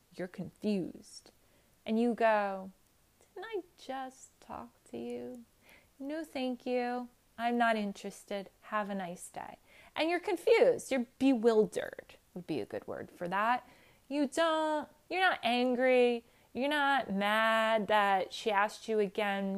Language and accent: English; New Jersey, United States; straight from New Jersey